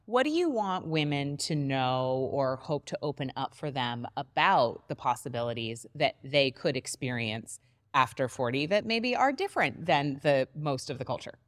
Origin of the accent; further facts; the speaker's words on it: New England, United States; you and I both grew up in New England